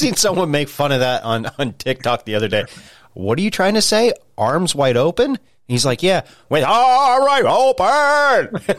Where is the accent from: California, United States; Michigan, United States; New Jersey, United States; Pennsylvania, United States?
Pennsylvania, United States; I'm from Pennsylvania